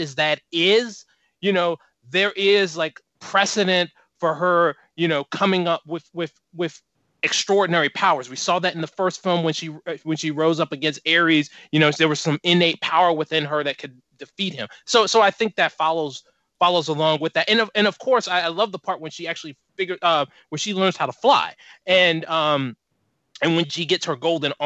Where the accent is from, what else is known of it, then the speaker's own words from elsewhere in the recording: Virginia, United States; I'm from Virginia